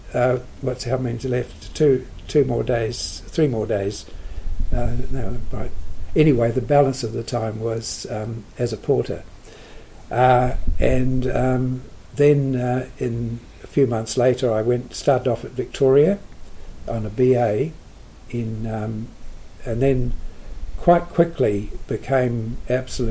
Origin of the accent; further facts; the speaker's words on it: Wellington, New Zealand; also born or lived in Manawatu / United States / Ottawa / Ontario; I was born in Wellington, 1939, and went to local schools, to Karori School, Kandala School, and then Karori School.